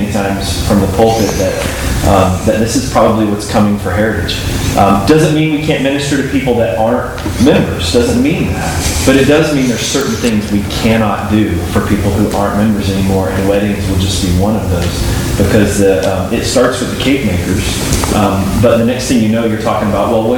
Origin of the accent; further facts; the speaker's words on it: North Carolina, United States; now in Medford, United States; I grew up in North Carolina where Southern Baptists, everybody had church membership